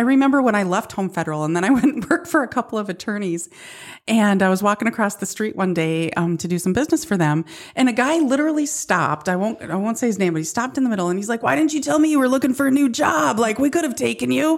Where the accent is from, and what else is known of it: Midwest, United States